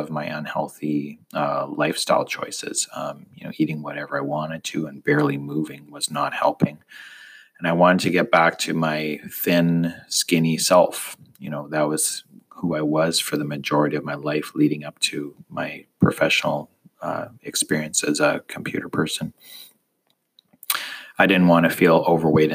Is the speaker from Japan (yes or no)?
no; Canada; moved away as an adult; also born or lived in United States; I'm Canadian, and living in the States is a weird kind of thing